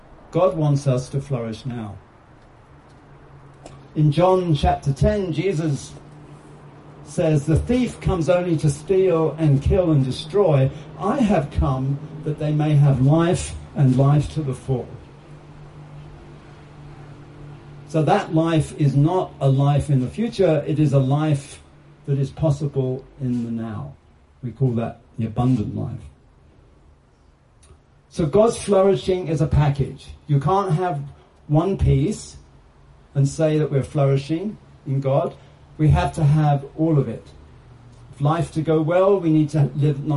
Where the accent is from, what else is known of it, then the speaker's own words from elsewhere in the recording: United Kingdom; I'm British